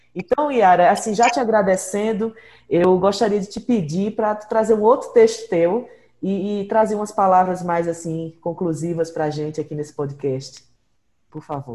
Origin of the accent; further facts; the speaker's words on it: Pernambuco, Brazil; also born or lived in Ceará; eu sou é, nascida no Ceará, me criei em Pernambuco